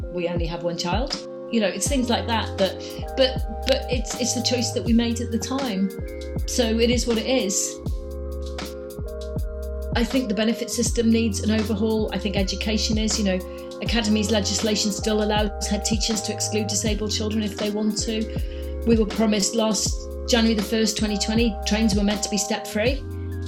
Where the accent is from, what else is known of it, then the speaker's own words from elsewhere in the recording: Cardiff, Wales, United Kingdom; I was born in Cardiff. That's where I grew up.